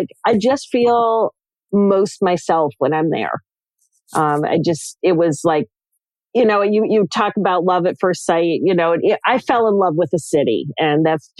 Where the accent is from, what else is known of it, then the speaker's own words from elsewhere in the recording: New York, United States; now in Norfolk, United States; No, I am from kind of all over the place. I spent about 10 years of my childhood in New York State.